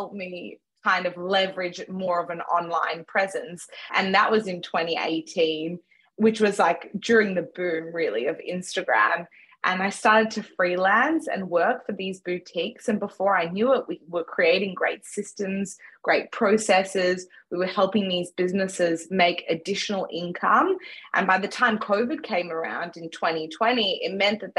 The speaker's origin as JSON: {"language": "English", "town": "Melbourne", "region": "Victoria", "country": "Australia", "tie": "born or raised there", "also_born_or_lived": "Johannesburg, South Africa", "said": "I was born in Johannesburg, South Africa, and have grown up most of my life in Melbourne, Australia."}